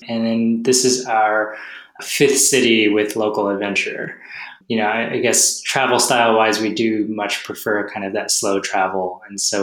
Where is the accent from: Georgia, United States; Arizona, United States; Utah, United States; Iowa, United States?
Georgia, United States; Atlanta; moved away as an adult; also born or lived in Los Angeles / Las Vegas / San Diego / Portland; now in New York City, United States; we're originally from Atlanta